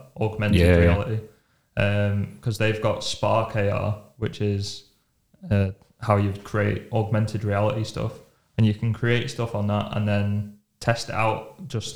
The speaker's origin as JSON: {"language": "English", "town": "Preston", "region": "North West England", "country": "United Kingdom", "said": "I'm from Preston."}